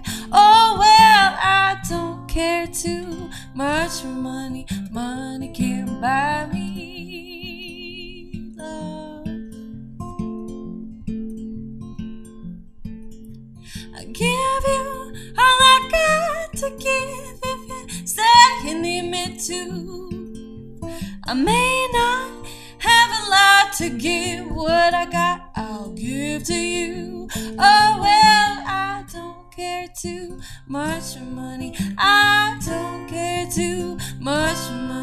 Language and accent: English; Coatesville, Pennsylvania, United States; moved away as an adult; now in Philadelphia, United States; I'm a Philly artist now, but I'm originally from Coatesville